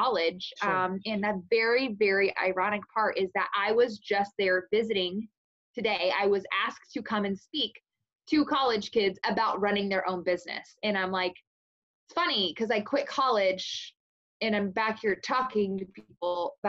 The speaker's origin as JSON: {"language": "English", "town": "Casey", "region": "Illinois", "country": "United States", "tie": "born or raised there", "lives_now": "Greenup, United States"}